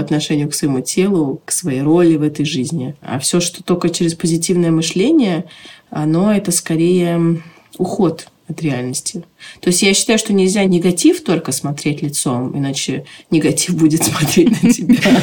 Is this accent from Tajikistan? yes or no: yes; Tajikistan; Когда я родилась, в Таджикистане была война